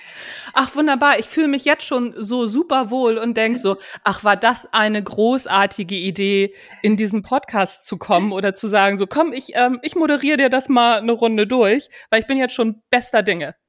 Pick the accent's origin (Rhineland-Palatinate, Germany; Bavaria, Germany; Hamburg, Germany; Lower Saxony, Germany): Hamburg, Germany; Wie man unschwer erkennen kann, komme ich aus Hamburg. Also, ich komme von Hamburg weg, sagt man hier.